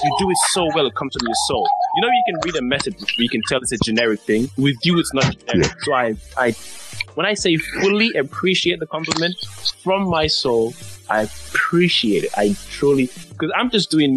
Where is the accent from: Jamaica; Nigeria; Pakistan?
Nigeria; accent: Nigerian; my natural Nigerian accent